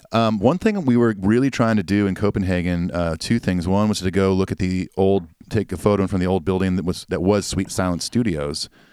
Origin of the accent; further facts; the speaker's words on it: Nashville, Tennessee, United States; I said the U S, I'm from Nashville